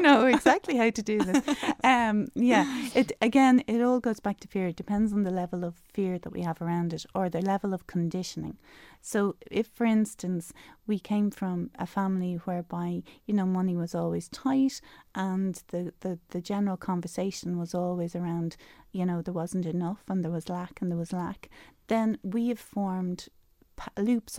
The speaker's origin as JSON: {"language": "English", "town": "Dublin", "region": "Leinster", "country": "Ireland", "moved": "as an adult", "said": "I'm I'm from Dublin um, originally"}